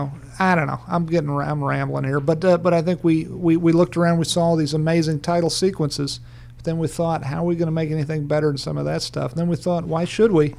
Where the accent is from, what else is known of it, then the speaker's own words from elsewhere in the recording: Farmville, Virginia, United States; my friend Angus Wall, I grew up in Farmville, Virginia